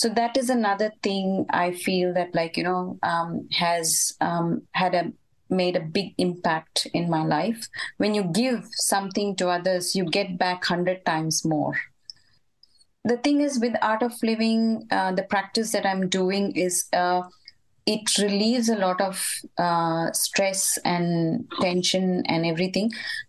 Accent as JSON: {"language": "English", "country": "India", "said": "When we came from India, I had joined family over here."}